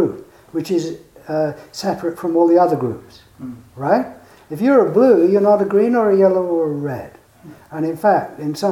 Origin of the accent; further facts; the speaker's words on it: England, United Kingdom; I am English